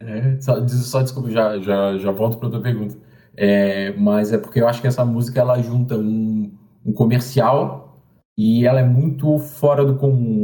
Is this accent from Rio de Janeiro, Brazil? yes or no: no; Florianópolis, Santa Catarina, Brazil; eu sou aqui de Floripa